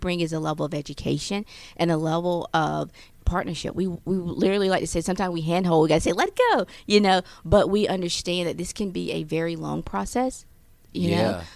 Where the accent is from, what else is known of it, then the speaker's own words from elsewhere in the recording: the South, United States; moved away as an adult; also born or lived in the North (US); I was born in the South, so I'm used to everyone being nice